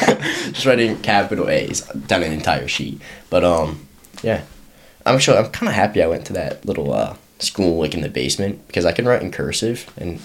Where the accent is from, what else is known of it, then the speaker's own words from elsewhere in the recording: Gainesville, Virginia, United States; I'm from Gainesville, Virginia.